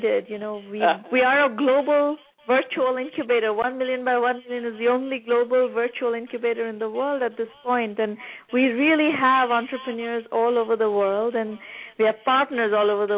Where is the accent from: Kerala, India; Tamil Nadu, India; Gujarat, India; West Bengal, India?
West Bengal, India; Kolkata; moved away as an adult; also born or lived in Massachusetts, United States; now in United States; I grew up in Calcutta, India, in the 70s and the 80s, and in 1989 I came to the United States for college